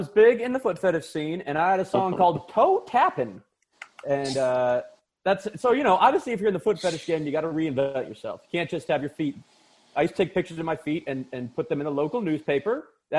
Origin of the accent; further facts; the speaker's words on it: Topeka, Kansas, United States; No, believe it or not, a little small town in Kansas called Topeka.